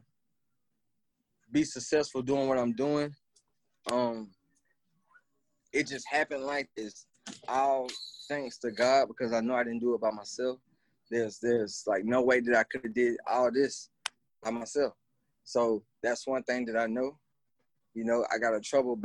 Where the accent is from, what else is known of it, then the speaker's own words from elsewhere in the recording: United States; I'm from Exit 288, born and raised here